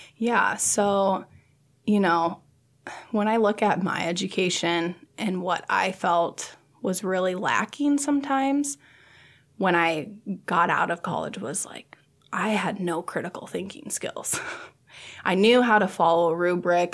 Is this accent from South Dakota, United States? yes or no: yes; Sioux Falls, South Dakota, United States; moved away as an adult; now in Nebraska, United States; I'm from Sioux Falls, South Dakota.